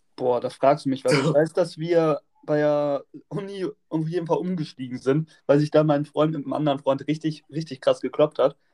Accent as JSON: {"language": "German", "region": "Bremen", "country": "Germany", "said": "Wir kommen ja alle aus Bremen"}